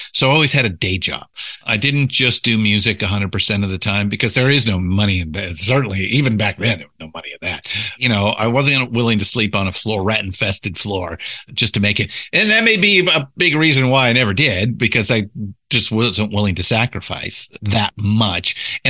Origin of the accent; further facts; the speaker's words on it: California, United States; I was born and raised in Southern California. So, you know, entertainment capital of the world